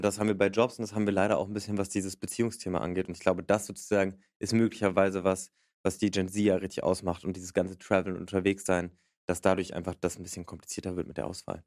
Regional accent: Berlin, Germany; Ich komme aus Berlin.

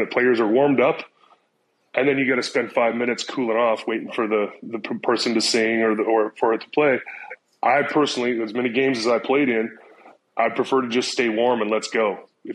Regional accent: San Diego, California, United States; moved away as an adult; I grew up in San Diego

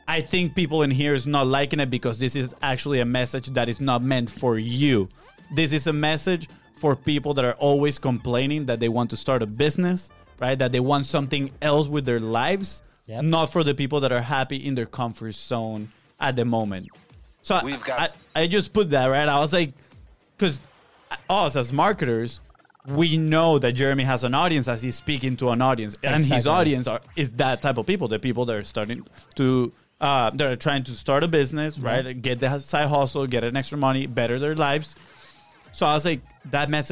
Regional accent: Venezuela; now in United States; we grew up playing soccer in Venezuela

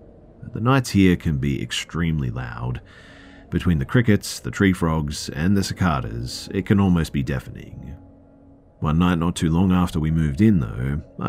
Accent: Oregon, United States; Me, growing up in Oregon, loved the rain, and for the past 10 years we'd lived in Vegas

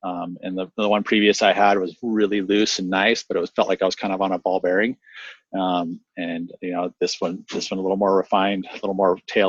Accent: La Selva Beach, California, United States; I mean, with the beach breaks, like where I grew up in La Selva, which is just south of town here, we got that rain going.

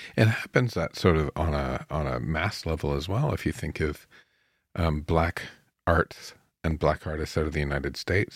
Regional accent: Canada; as a Canadian

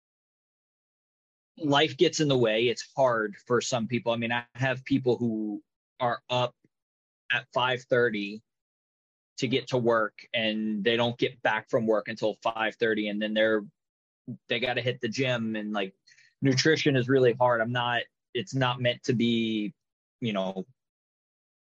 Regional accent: United States; I'm American

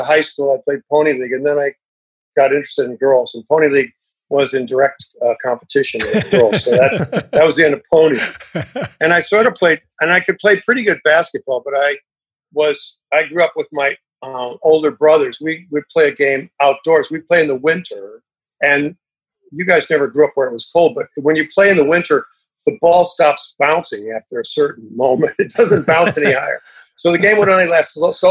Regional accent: Illinois near Chicago, United States; I grew up in Illinois near Chicago

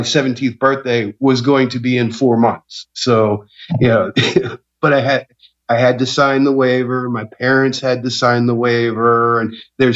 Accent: Norristown, Pennsylvania, United States; I grew up in Norristown, Pennsylvania

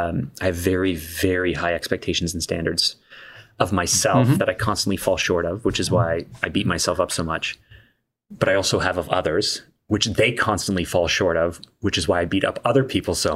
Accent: Canada; being Canadian

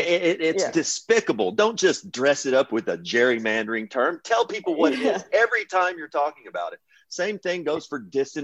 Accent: Kentucky, United States; I'm from Kentucky.

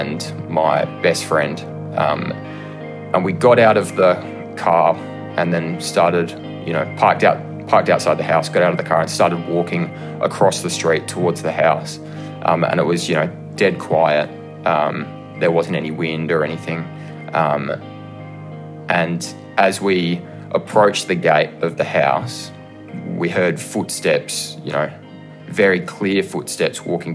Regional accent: Adelaide, South Australia, Australia; I'm from Adelaide, South Australia.

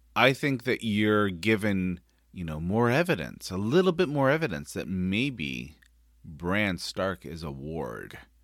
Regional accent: Northern California, United States; I grew up in Northern California

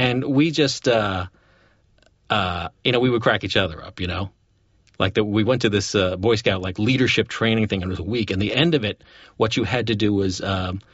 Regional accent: Poughkeepsie, New York, United States; we grew up in Poughkeepsie, New York

